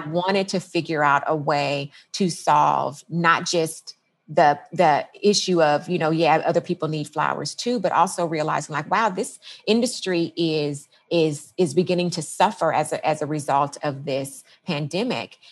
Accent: Los Angeles, California, United States; also born or lived in San Diego / Washington; now in Los Angeles, United States; I am from the Los Angeles area

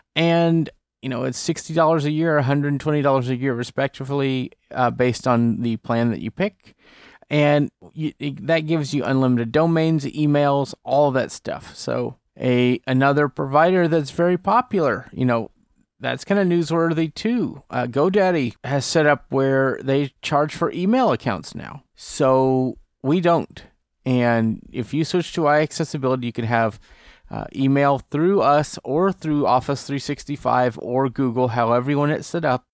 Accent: Port Neches, Texas, United States; moved away; my hometown of Port Neches, Texas

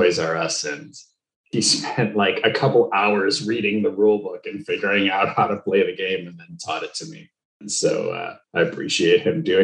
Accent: Skokie, Illinois, United States; moved away; I grew up in Skokie, Illinois, so just north of the city

